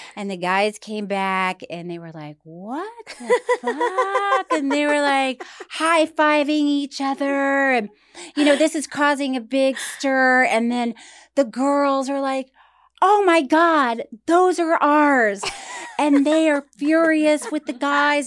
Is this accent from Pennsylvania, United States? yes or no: no; Tallahassee, Florida, United States; moved away; my hometown of Tallahassee